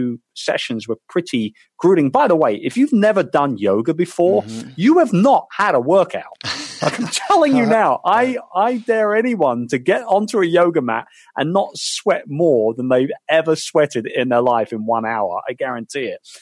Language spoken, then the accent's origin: English; United Kingdom; as a Brit